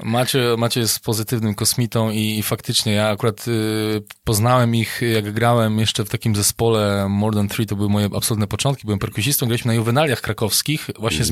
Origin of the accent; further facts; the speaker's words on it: Wołów, Lower Silesian Voivodeship, Poland; ja jestem z Wołowa na Dolnym Śląsku